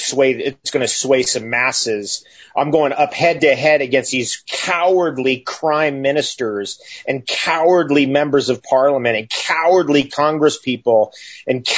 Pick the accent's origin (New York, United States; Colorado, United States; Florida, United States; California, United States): California, United States; moved away as an adult; now in Northern Ontario, Canada; I grew up in California. I've been there since 1977